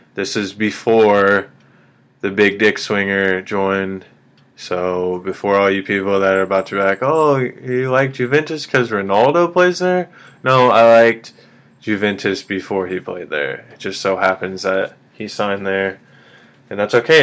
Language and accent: English; Kansas City, Missouri, United States; I'm from Kansas City